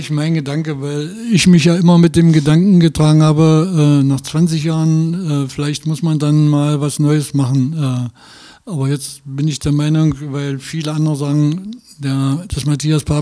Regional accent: Altenweddingen, Saxony-Anhalt, Germany; born there; also born or lived in Magdeburg; Nee, nee, ich bin nicht in Magdeburg geboren, ich bin in Altenweddingen geboren.

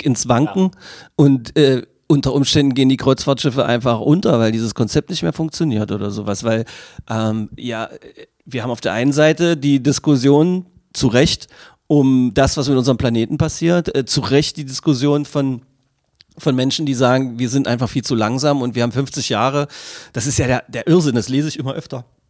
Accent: Magdeburg, Saxony-Anhalt, Germany; ich als Magdeburger mit 50 Jahren, hier aufgewachsen, mit Elbewasser getaucht, hier geboren

